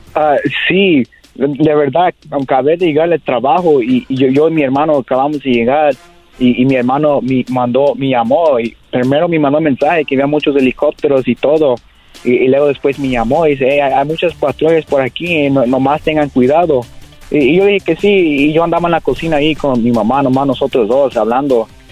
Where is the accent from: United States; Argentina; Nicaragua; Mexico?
United States; Whittier, California; yo nací aquí en ah, California, Los Ángeles, eh, en, la ciudad de Whittier